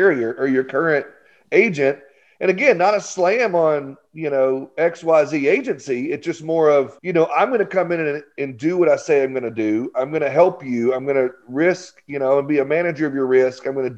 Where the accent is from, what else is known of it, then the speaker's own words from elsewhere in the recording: Arkansas, United States; I'm from Arkansas.